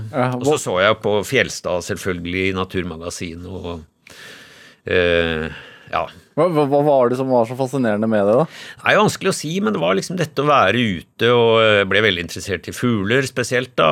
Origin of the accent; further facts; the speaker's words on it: Lillehammer, Innlandet, Norway; also born or lived in Haugesund; helt tilfeldig ble jeg født i Haugesund. Altså, min far, eh, som var veterinær på Lillehammer, han var en kort stund veterinær i Haugesund, og, så jeg ble født der. Men jeg, eh, eh, jeg husker ikke noe av Vi flytta derfra til Lillehammer da jeg var ett år.